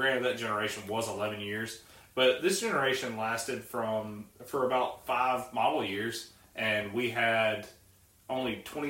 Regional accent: Mississippi, United States; down in Mississippi, we don't have that.

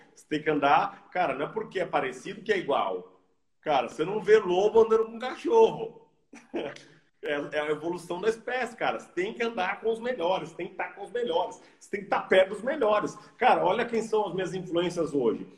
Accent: Brazil; moved away; eu sou brasileiro, eu amo o Brasil, as minhas raízes estão aqui

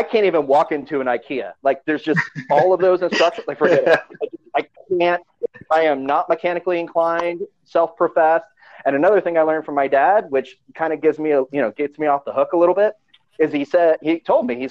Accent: Hilton Head Island, South Carolina, United States; also born or lived in Chicago; I grew up in Hilton Head Island

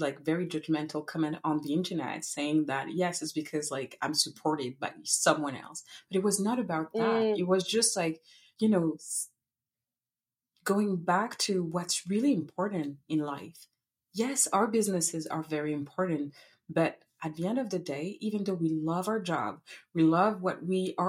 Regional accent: Paris, Île-de-France, France; English is a second language; moved away as an adult; now in Montreal, Canada; originally I'm from France. I was born and raised in Paris

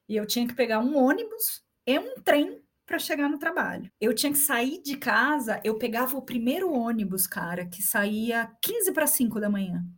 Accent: São Paulo, Brazil; moved away as an adult; also born or lived in Osasco; now in Santiago, Chile; Nascida e criada em São Paulo e vivi minha vida inteira em São Paulo antes de vir

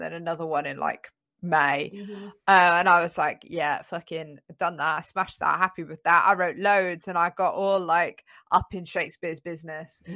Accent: London, United Kingdom; when I was growing up in North London

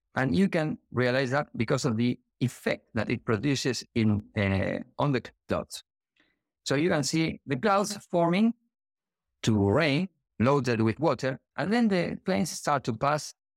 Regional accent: Argentina; now in Gran Canaria, Spain; I'm from Argentina, living in Gran Canaria, Spain

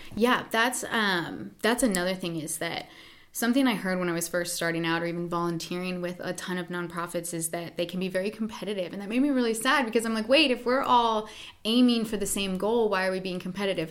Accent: Pennsylvania, United States; also born or lived in New York City; now in California, United States; I grew up in Pennsylvania.

